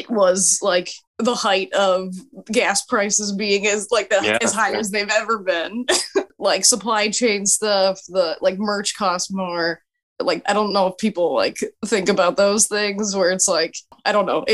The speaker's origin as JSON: {"language": "English", "area": "San Francisco Bay Area", "region": "California", "country": "United States", "tie": "born or raised there", "said": "I'm from the San Francisco Bay Area."}